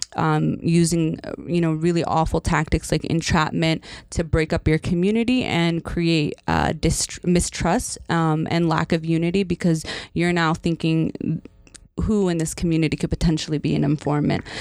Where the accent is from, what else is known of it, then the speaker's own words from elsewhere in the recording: Northern Virginia, United States; now in Michigan, United States; I grew up in Northern Virginia uh, for part of my childhood